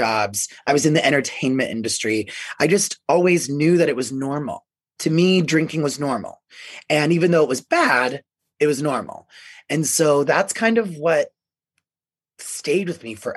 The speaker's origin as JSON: {"language": "English", "town": "Tampa", "region": "Florida", "country": "United States", "tie": "born or raised there", "moved": "yes", "lives_now": "Denver, United States", "said": "Growing up in Florida, in Tampa, we would say Trampa"}